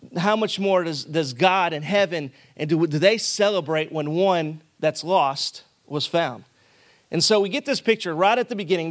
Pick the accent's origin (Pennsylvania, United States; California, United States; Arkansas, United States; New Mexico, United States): Arkansas, United States; moved away as an adult; I'm from Arkansas, and so we like to draw out certain words and then smash together other words.